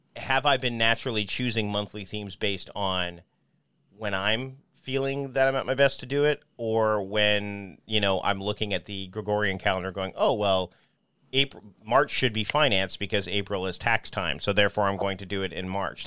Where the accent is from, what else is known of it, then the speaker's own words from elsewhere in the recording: Hamilton, Ontario, Canada; I was born in Hamilton, Ontario, Canada